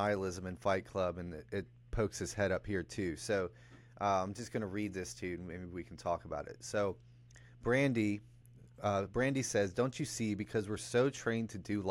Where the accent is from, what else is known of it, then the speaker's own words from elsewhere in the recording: just south of Atlanta, Georgia, United States; also born or lived in the North (US); I grew up just south of Atlanta in Georgia, but my parents were from the North, so we moved down there